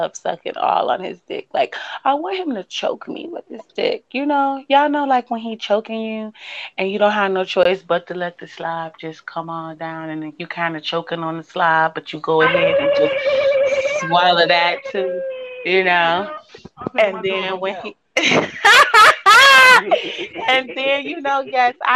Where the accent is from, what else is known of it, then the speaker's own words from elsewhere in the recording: Oakland, California, United States; also born or lived in Midwest, near Chicago; now in near Chicago, United States; I am from Oakland, California, born and raised